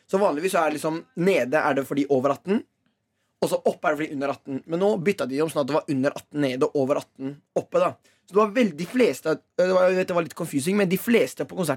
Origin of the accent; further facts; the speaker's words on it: Oslo, Norway; Oslo er en liten by, eller jeg er fra Oslo, da.